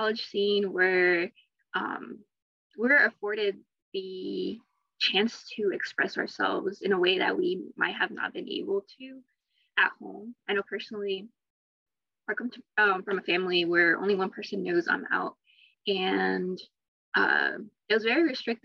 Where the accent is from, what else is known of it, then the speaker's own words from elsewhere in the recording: Akron, Ohio, United States; I'm from Akron